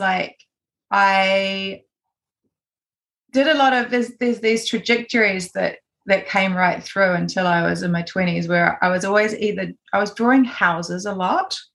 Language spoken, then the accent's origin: English; Gisborne, New Zealand; I was born in Gisborne on the east coast, and I grew up here. I lived here until I was 17.